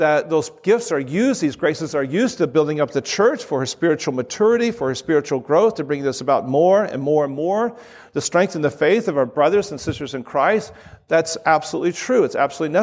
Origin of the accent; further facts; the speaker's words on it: Southern California, United States; I'm a snowflake from Southern California.